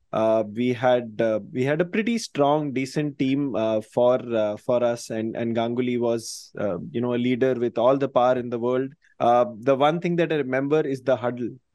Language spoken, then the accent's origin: English; Indore, Madhya Pradesh, India; Indore, which is my hometown